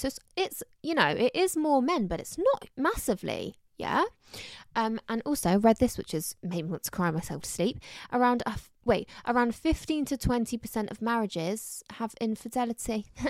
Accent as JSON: {"language": "English", "area": "Somerset", "region": "South West England", "country": "United Kingdom", "accent": "Somerset", "said": "my summer sack accent's really coming out recently"}